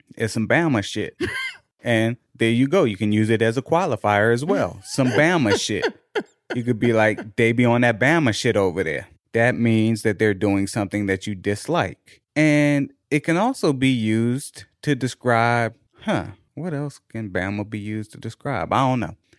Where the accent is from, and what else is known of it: Washington, District of Columbia, United States